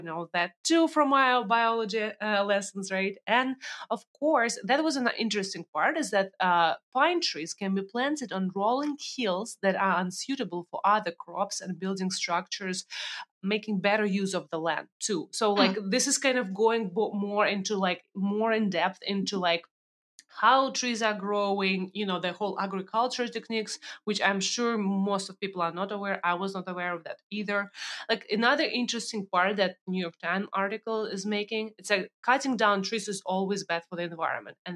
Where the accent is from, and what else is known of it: Russia; now in United States